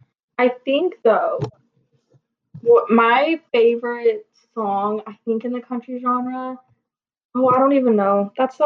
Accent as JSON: {"language": "English", "town": "Livermore", "region": "California", "country": "United States", "said": "I'm from the Bay Area and I'm from this little town called Livermore, and we have this like reputation for like world's fastest rodeo"}